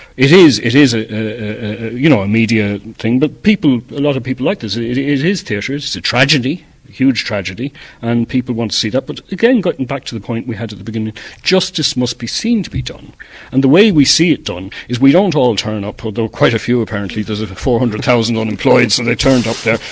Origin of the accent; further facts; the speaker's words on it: Ireland; we, uh, as Irish people, have built all over the world